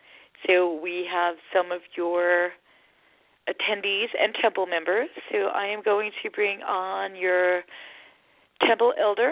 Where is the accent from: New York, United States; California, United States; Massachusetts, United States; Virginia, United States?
New York, United States; now in North Carolina, United States; Can't you tell by my accent? I'm really not a southerner. I'm from New York, too.